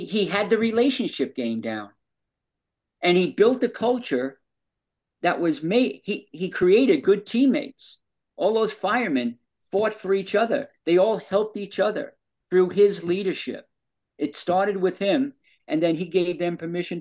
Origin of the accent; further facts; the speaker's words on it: New York, United States; we're both from New York